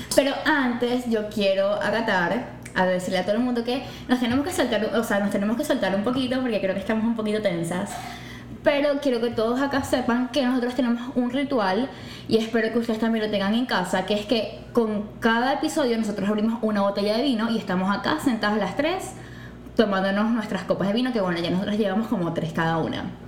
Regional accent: Maracaibo, Zulia, Venezuela; moved away as an adult; now in Houston, United States; soy de Maracaibo, Venezuela y me mudé acá a Houston el año pasado

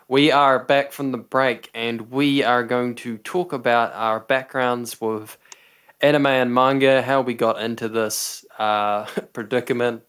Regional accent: New Zealand; We're both from New Zealand

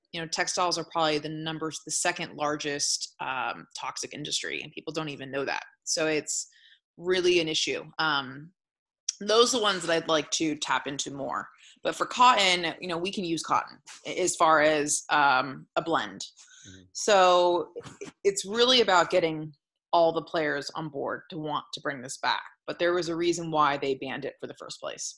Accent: Sonoma, California, United States; also born or lived in San Francisco; growing up in Sonoma, I was around cannabis for many years

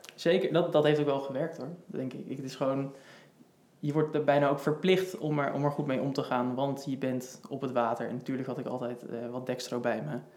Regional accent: Houten, Utrecht, Netherlands; moved away as an adult; now in Amsterdam, Netherlands; Ik kom uit Houten, geboren in Houten en ik woon nu in Amsterdam

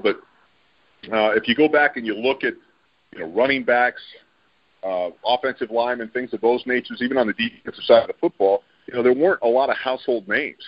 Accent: San Diego, California, United States; I grew up in San Diego

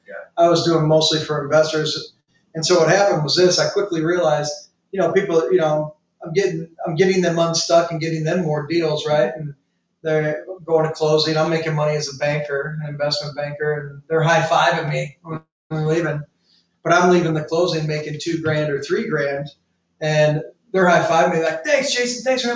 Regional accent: St. Louis, Missouri, United States; also born or lived in Tampa; now in St. Petersburg, United States; born and raised in St. Louis, lived in Tampa, St. Pete now

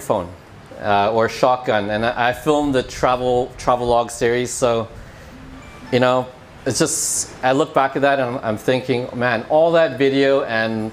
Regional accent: Vancouver, British Columbia, Canada; moved away as an adult; I'm from Vancouver, Canada. Had a 13-year career there

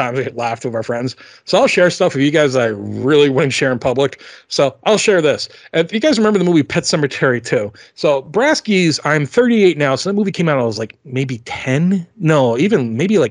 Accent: tri-state area, United States; I'm from, you know, the Tri-Cities, you know, I'm from the Tri-States, not Tri-Cities, Tri-State.

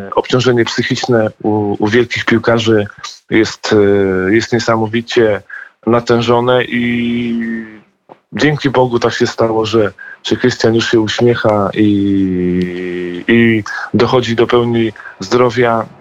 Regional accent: Poland; jesteśmy Polakami

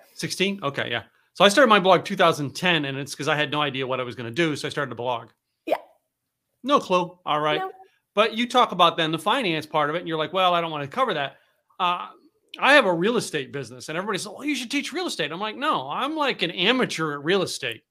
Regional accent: Philadelphia, Pennsylvania, United States; moved away as an adult; also born or lived in New England; now in Texas, United States; I grew up in the Northeast, up uh, Philadelphia and, and Poconos, Poconos of Pennsylvania.

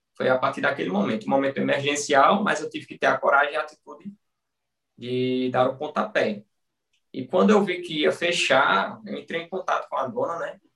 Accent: Bom Conselho, Pernambuco, Brazil; eu sou de bom conselho, Pernambuco, interior. Na realidade, eu sou de Lagoa de São José, que é um distrito, pertence a Bom Conselho

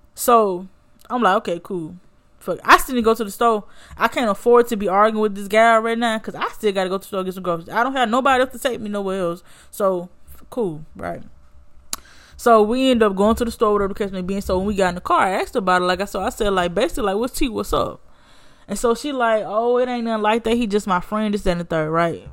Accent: Birmingham, Alabama, United States; also born or lived in Montgomery, Alabama / Theodore, Alabama; I'm from Birmingham, but the school was in Montgomery

